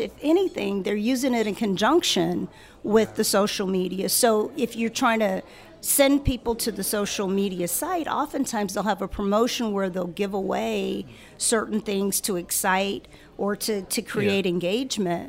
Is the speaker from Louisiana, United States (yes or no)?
yes; Baton Rouge, Louisiana, United States; moved away as an adult; also born or lived in Chicago area; I was born and raised here